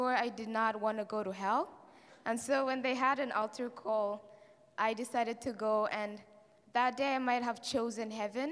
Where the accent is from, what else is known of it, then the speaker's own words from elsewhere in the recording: Rwanda; also born or lived in Kigali; I'm from Rwanda, and I go to a church called Christian Life Assembly in Rwanda, in Kigali, the city. I grew up in a Christian family